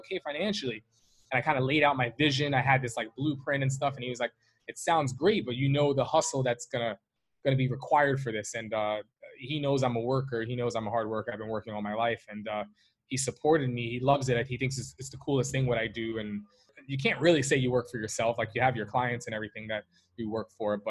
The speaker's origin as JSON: {"language": "English", "town": "New York City", "region": "New York", "country": "United States", "said": "I'm from New York City. I'm from Manhattan"}